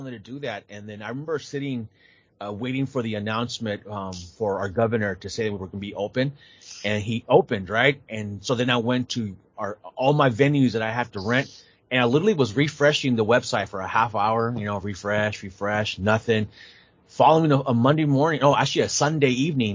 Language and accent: English; San Jose, California, United States; living in the States, my parents being immigrants, you know, taking me to the NWA in San Jose